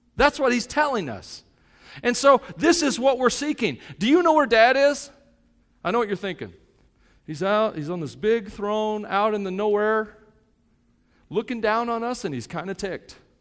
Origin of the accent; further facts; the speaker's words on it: United States; I'm an American.